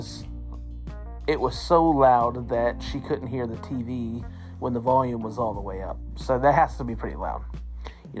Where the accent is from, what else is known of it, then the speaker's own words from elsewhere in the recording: Nappanee, Indiana, United States; also born or lived in Elkhart, Indiana; I was born in Elkhart, Indiana in 1987. My family lived in Napanee, Indiana.